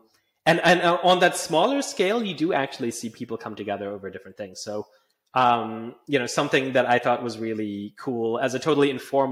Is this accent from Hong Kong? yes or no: no; Calgary, Alberta, Canada; moved away as an adult; now in United Kingdom; I grew up in Calgary in Canada